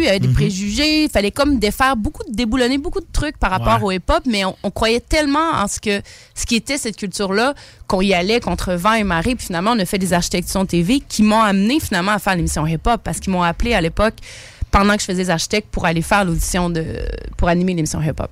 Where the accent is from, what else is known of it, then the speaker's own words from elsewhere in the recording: Quebec City, Quebec, Canada; Mon père est sénégalais, ma mère est québécoise. J'ai grandi à Limoilou